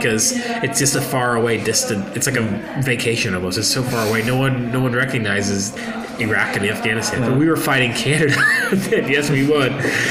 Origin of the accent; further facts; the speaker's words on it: United States; me as American